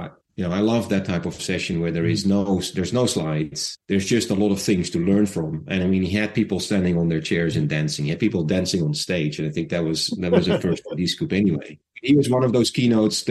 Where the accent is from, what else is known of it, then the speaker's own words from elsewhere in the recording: Netherlands; I'm Dutch